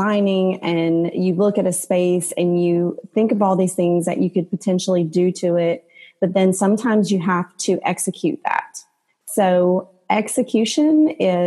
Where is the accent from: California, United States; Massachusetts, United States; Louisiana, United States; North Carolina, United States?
Louisiana, United States; Southwest; moved away as an adult; also born or lived in Houston; I was born and raised in Southwest Louisiana